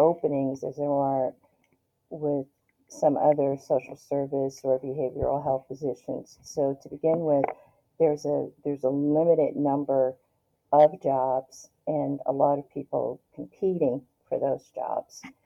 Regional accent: Detroit, Michigan, United States; moved away as an adult; now in Northern Virginia, United States; growing up in Detroit, I, I was poor

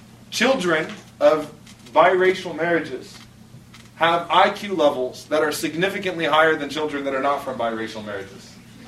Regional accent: Texas, United States; I'm from Texas, you got big, big, big, big, big houses for what you guys would pay for an apartment, you know?

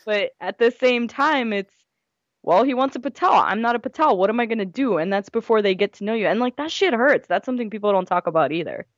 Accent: United States; I'm from India, my parents are from India. I was born here

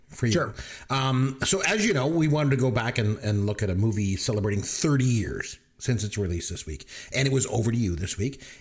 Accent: Canada; Just again, no, we're from

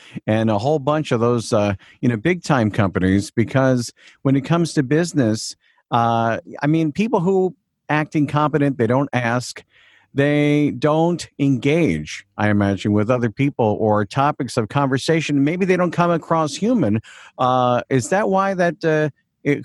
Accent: Long Island, New York, United States; I'm from Long Island, New York, hence the accent a little bit

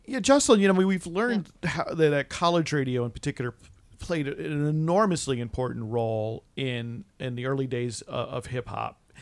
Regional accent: East Coast, United States; growing up on the East Coast

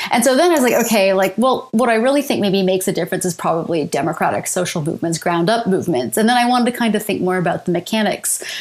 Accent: London, Ontario, Canada; moved away as an adult; also born or lived in Winnipeg, Canada / Ann Arbor, United States; now in Ontario, Canada; So I'm from London, Ontario

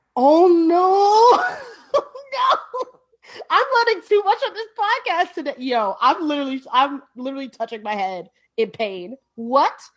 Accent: New York City, New York, United States; I am from the Bronx. I'm proud to be from the Bronx

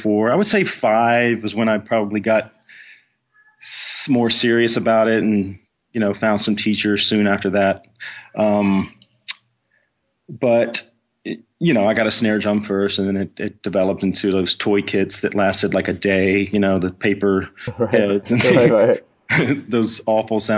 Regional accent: Clinton, Mississippi, United States; moved away; also born or lived in Texas; I grew up in Mississippi in a small town outside of Jackson. Clinton was the name of the city.

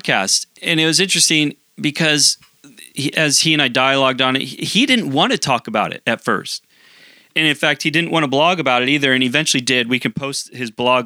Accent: Portland, Oregon, United States; now in Canada; I'm originally from Portland, live in Canada now

